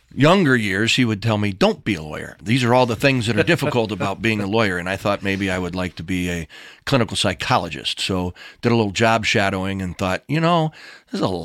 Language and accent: English; Bettendorf, Iowa, United States; also born or lived in Milwaukee, Wisconsin; I grew up in a little town called Bettendorf, Iowa